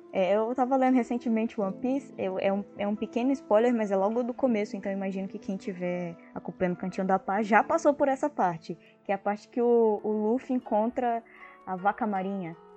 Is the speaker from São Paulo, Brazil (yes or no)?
yes; Francisco Morato, São Paulo, Brazil; also born or lived in Rio de Janeiro; De Morato